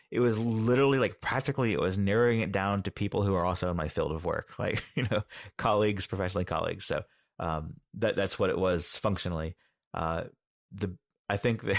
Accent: United States; as an American

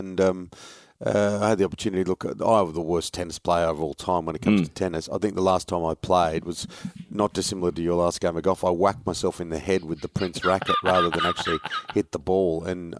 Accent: Sydney, New South Wales, Australia; Growing up in Western Sydney with lots of brothers and mates

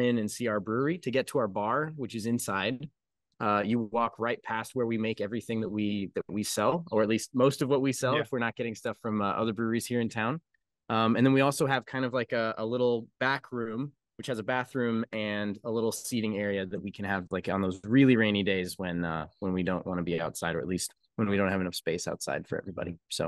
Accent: Colorado, United States; now in Kentucky, United States; I'm from Colorado where the weather is just all over the place, and I moved to Kentucky and I feel right at home because it's all over the place here too.

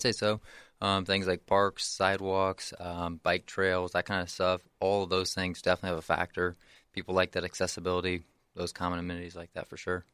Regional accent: Henry County, Indiana, United States; also born or lived in near Chicago, Illinois; moved back down to this area when I was about seven years old, and then grown up here in Henry County ever since

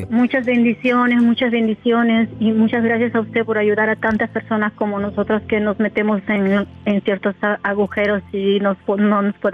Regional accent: Huacho, Lima, Peru; Yo en Huacho, provincia de Lima, eh, se la capital de Perú.

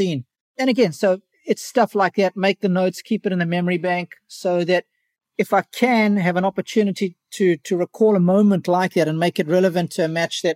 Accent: Durban, KwaZulu-Natal, South Africa; Durban, my hometown

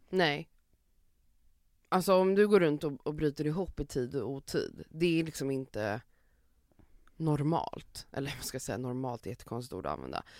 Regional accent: Sweden; vi som svenskar

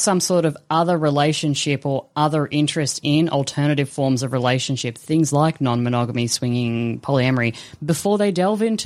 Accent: Australia; as an Australian

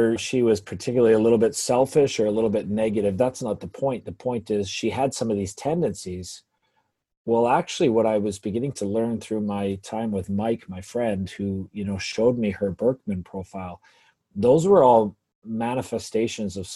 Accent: England, United Kingdom; now in Canada; growing up in England

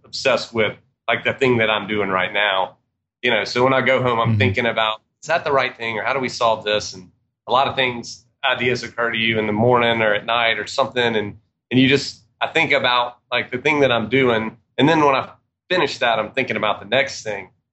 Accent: Georgia, United States; also born or lived in Atlanta, Georgia; we're from Georgia

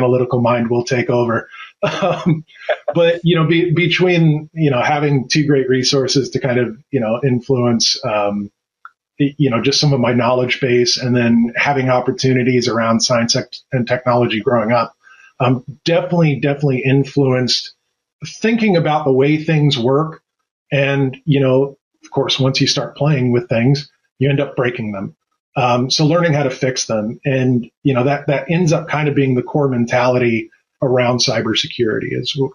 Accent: St. Petersburg, Florida, United States; moved away as an adult; also born or lived in Tampa, Florida / Louisiana; now in Ohio, United States; I was born in St. Petersburg, Florida, cool town right near the beach, near the water

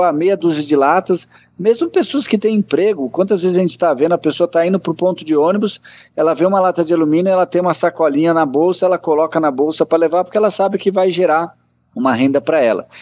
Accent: Brazil; eu sou do Brasil

